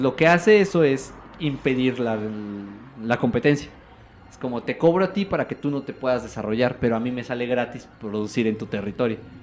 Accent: Mexico

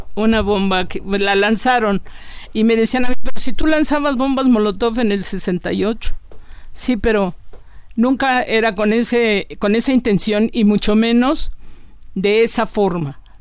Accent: Taxco, Guerrero, Mexico; Soy una mujer mexicana, también, si no de pueblo, casi me yo crecí en un pueblo, Tasco Guerrero.

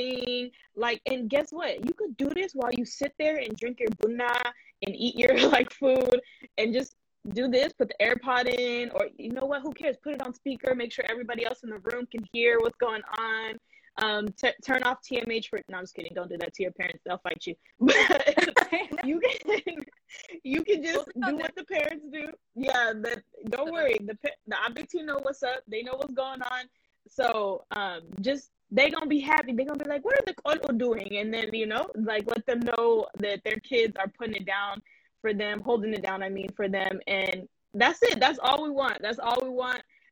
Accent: United States; I'm American

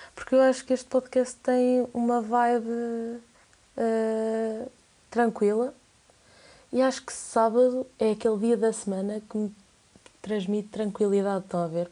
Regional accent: Coimbra, Centro, Portugal; tenho 19 anos, sou de Coimbra

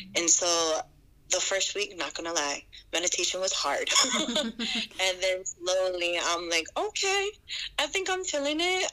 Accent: Hawaii, United States; also born or lived in Colorado; I was born in Colorado, and then I was raised in Hawaii ever since I was like four

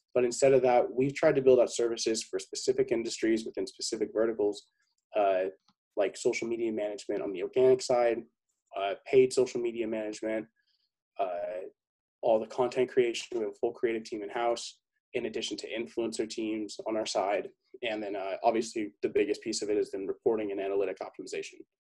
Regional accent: San Diego, California, United States; born and raised in San Diego, 22, almost 23 years old.

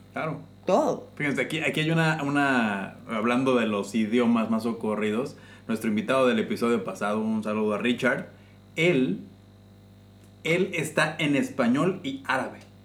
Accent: Mexico; now in Qatar; Yo llegué y éramos 250 mexicanos

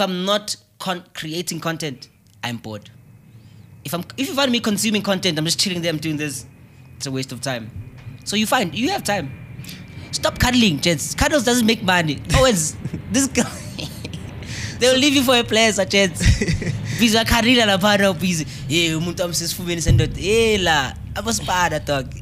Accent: South Africa; I'm from Chelamanga

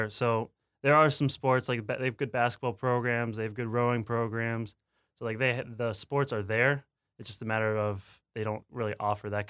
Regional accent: Fonthill, Ontario, Canada; I'm in a is a very small town, so I didn't have to deal with any of that hustle and bustle

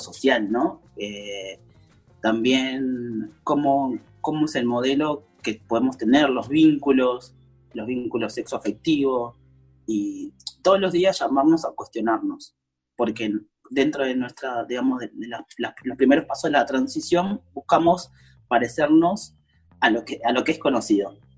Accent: Córdoba, Argentina; Yo soy de Córdoba, Córdoba es una provincia muy de derecha

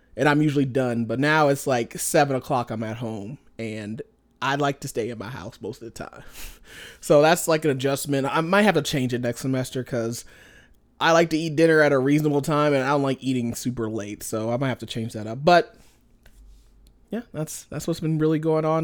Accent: Indianapolis, Indiana, United States; moved away as an adult; now in Montana, United States; I'm from Indianapolis originally

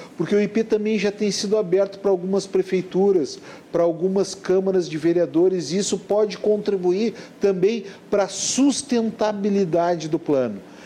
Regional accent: Porto Alegre, Rio Grande do Sul, Brazil; eu nasci no Ernesto Dornelles

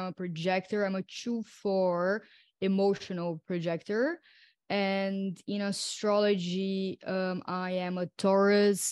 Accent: São Paulo, Brazil; now in Crete, Greece; I am originally from Brazil, from São Paulo, and right now I'm based in Crete, in Greece, in an island

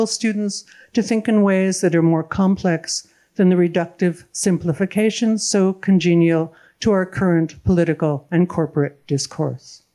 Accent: United States; I'm an American citizen

